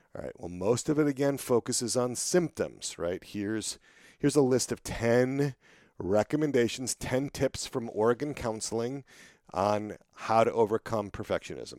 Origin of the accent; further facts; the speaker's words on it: Wisconsin, United States; I grew up in Wisconsin